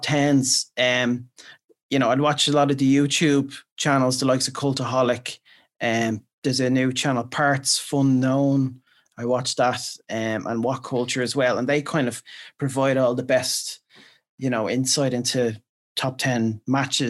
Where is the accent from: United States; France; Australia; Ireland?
Ireland; we're Irish